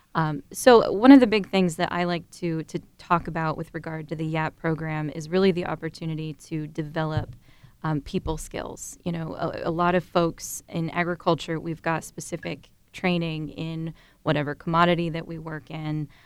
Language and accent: English; Dover, Ohio, United States; I'm originally from Dover, Ohio. So I grew up on a two hundred acre registered Holstein dairy farm